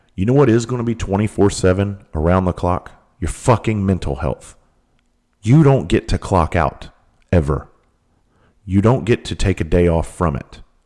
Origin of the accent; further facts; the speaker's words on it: South Carolina, United States; I grew up in South Carolina, the most southern tip of South Carolina